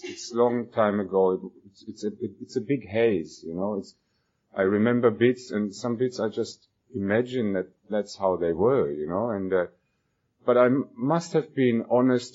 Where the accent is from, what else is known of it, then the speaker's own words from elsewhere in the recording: Germany; moved away as an adult; now in Australia; I was born and I grew up in Germany